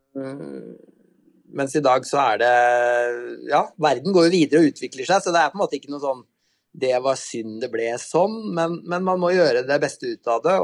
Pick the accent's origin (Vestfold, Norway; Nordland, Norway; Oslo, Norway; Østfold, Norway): Østfold, Norway; Halden; moved away; Jeg er jo fra eh, nabokommunen din, jeg er fra Halden egentlig.